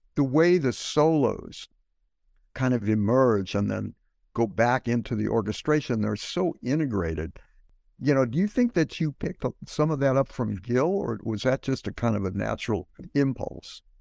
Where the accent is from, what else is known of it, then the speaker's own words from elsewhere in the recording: St. Louis, Missouri, United States; moved away; Growing up in the Midwest